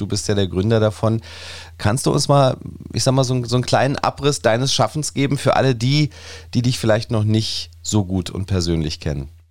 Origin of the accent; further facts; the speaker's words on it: Berlin, Germany; wir erkennen natürlich an als Berliner